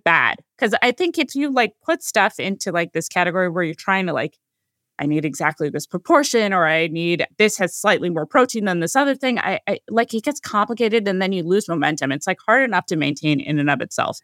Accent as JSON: {"language": "English", "region": "California", "country": "United States", "tie": "born or raised there", "said": "I was born in California"}